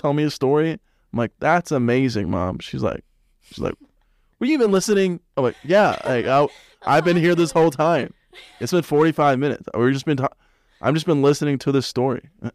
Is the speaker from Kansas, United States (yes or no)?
no; Salt Lake City, Utah, United States; I'm from Salt Lake